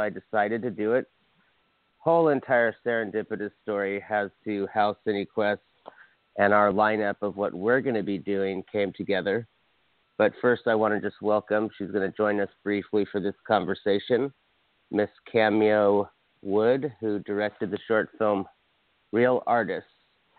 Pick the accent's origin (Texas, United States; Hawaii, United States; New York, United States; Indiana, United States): Hawaii, United States; I'm from Hawaii